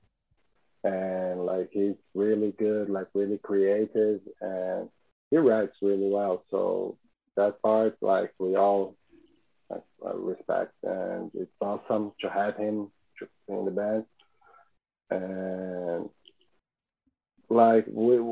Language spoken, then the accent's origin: English; São Paulo, Brazil; we are all from Sao Paulo